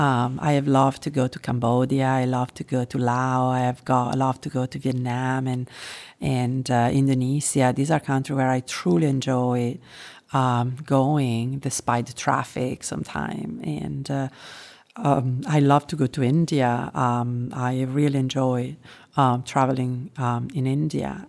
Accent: Italy; moved away as an adult; also born or lived in London / Spain / France / United States; now in Singapore; I was born and raised in Italy, and, uh, there is where I lived, um, until I, I mean, officially until I was thirty.

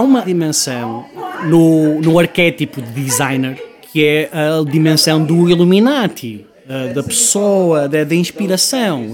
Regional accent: Porto, Norte, Portugal; also born or lived in Manchester; now in Lisbon, Portugal; sendo eu do Porto

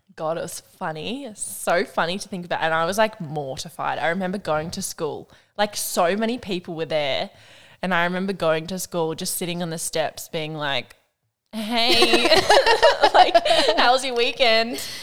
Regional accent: Burringbar, New South Wales, Australia; also born or lived in Ocean Shores; I lived there from when I was like born to I was five. And then I moved to Burringbar

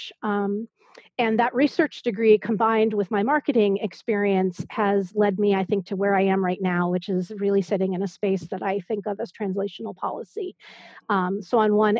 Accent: Berkeley, California, United States; also born or lived in Boston / New York / Iowa; now in Maryland/DC area, United States; I grew up in the San Francisco Bay Area

